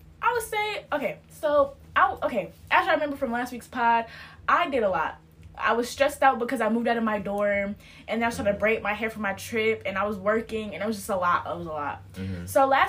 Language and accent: English; Detroit, Michigan, United States; So I'm from about here, you know, I'm from Detroit.